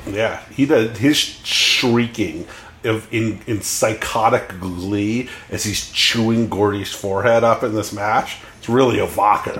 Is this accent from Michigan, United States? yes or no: no; California, United States; I grew up in California